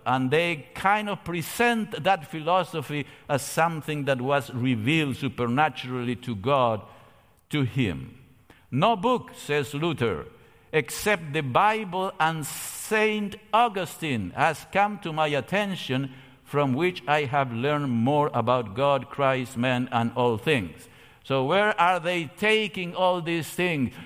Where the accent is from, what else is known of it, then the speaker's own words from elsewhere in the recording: Argentina; moved away; I come from Argentina